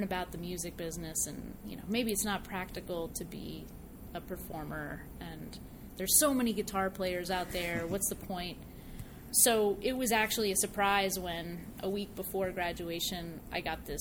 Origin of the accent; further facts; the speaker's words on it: Poughkeepsie, New York, United States; moved away as an adult; I grew up in Dutchess County, New York. Went to high school in Poughkeepsie.